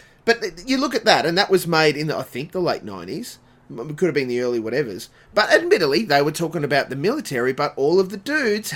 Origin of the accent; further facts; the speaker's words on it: Dalby to the Sunshine Coast, Queensland, Australia; we moved from Dolby to the Sunshine Coast